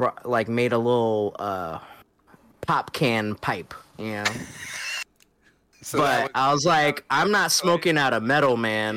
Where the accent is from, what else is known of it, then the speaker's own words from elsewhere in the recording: Reedsport, Oregon, United States; also born or lived in Hawaii; I grew up in Hawaii up until I was 8, and then moved to Oregon.